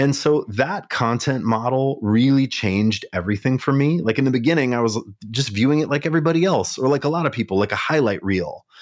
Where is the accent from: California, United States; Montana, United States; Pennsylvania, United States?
Montana, United States; Kalispell; now in Minneapolis, United States; I grew up in Montana